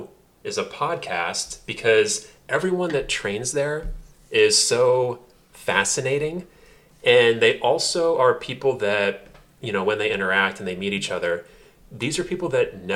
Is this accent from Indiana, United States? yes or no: yes; Indiana, United States; now in Los Angeles, United States; I'm from Indiana. I'm from the streets.